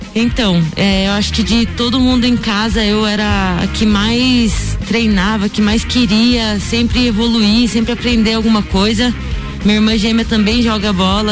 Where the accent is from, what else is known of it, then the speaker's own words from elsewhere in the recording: Piedade, São Paulo, Brazil; moved away as an adult; now in Lages, Brazil; Comecei minha trajetória com 9 anos de idade no futsal em Piedade, São Paulo, interior de São Paulo, uma cidadezinha bem pequenininha, é, quase ninguém conhece. Então é paulista. Sou paulista, sou interiorana, né?